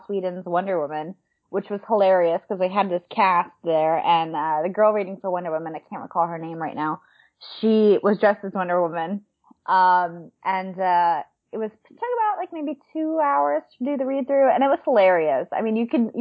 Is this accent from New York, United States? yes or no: yes; New York, United States; moved away as an adult; now in Los Angeles, United States; I'm from New York, so I was very close to Jersey